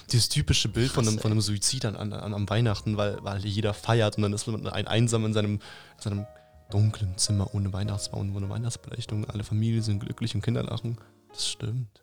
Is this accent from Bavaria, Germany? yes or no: yes; Upper Franconia, Bavaria, Germany; wir kommen alle aus Oberfranken